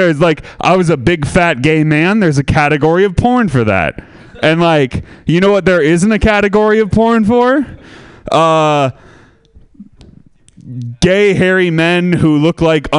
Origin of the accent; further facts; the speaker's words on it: Sebastopol, California, United States; I'm from Sebastopol.